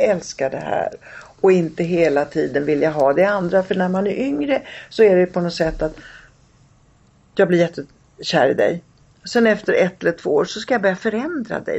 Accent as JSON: {"language": "Swedish", "town": "Rome", "region": "Lazio", "country": "Italy", "tie": "born or raised there", "moved": "yes", "lives_now": "Sweden", "said": "jag är själv född i Rom"}